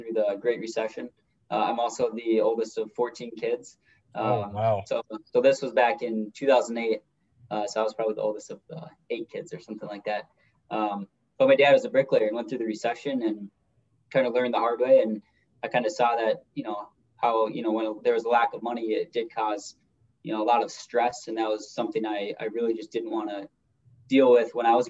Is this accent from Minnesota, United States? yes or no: yes; Minneapolis, Minnesota, United States; I'm from the Minneapolis, Minnesota, the metro Minnesota area